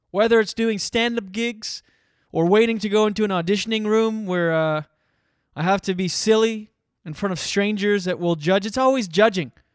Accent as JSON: {"language": "English", "country": "Canada", "moved": "as an adult", "said": "I'm from Canada. I just moved here"}